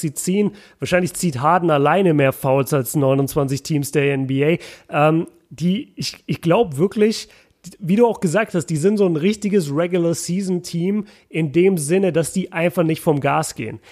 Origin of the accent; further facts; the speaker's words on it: Nuremberg, Bavaria, Germany; bei uns in Nürnberg sagt man kupft wie Duft.